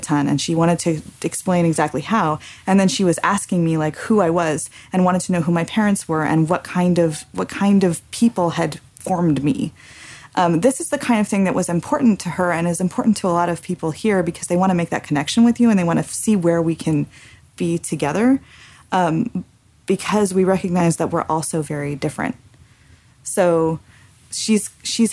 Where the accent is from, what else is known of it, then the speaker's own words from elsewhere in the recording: California, United States; as growing up in California as a very assimilated American and also with Mexican heritage